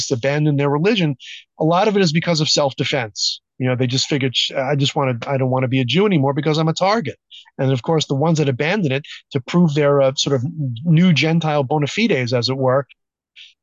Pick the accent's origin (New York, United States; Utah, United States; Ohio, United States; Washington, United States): New York, United States; New York City; also born or lived in southern Wisconsin; now in Wisconsin, United States; my hometown of Brooklyn, New York